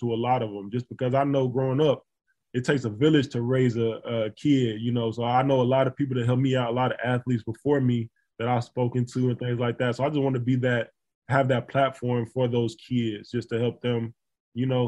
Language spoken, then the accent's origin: English; Florence, Alabama, United States; moved away as an adult; I figured out a way to host a free camp in my hometown, named the Q6 Sports